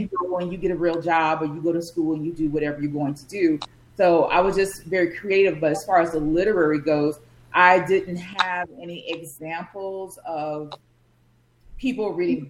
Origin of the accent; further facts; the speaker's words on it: Chicago, Illinois, United States; I just grew up on the South Side near the lakefront, and um, yeah, that's where I'm from